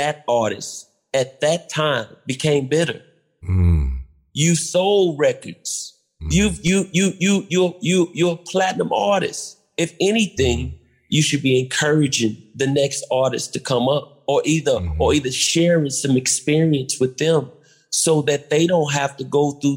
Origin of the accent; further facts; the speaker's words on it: Chicago, Illinois, United States; I'm from the South Side too